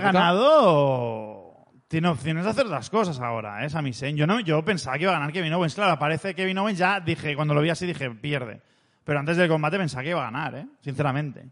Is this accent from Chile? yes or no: no; Spain; nosotros somos de España